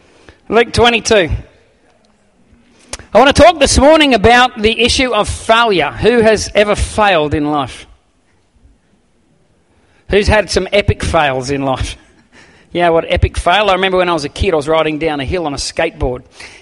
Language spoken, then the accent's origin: English; Campbelltown, New South Wales, Australia; And I remember in Sydney, I grew up near Campbelltown.